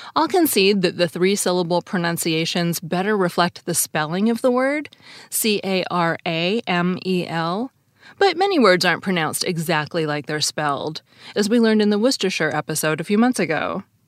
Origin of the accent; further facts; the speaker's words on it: Seattle, Washington, United States; I grew up in Seattle, and I've lived in the West my whole life